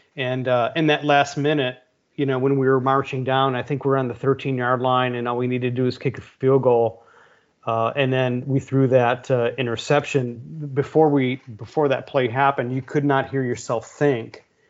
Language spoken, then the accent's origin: English; Brunswick, Ohio, United States; now in Austin, United States; growing up in Brunswick, you know, the Cleveland area.